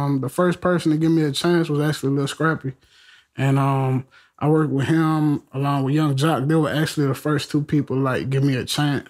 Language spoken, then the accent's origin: English; New Orleans, Louisiana, United States; I'm from New Orleans